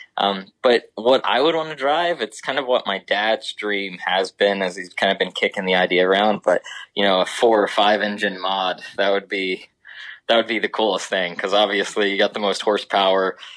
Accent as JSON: {"language": "English", "region": "Ohio", "country": "United States", "tie": "born or raised there"}